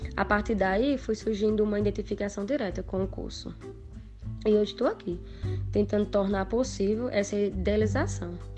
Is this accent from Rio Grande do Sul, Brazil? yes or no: no; Luís Gomes, Rio Grande do Norte, Brazil; sou natural da cidade de Luiz Gomes, Rio Grande do Norte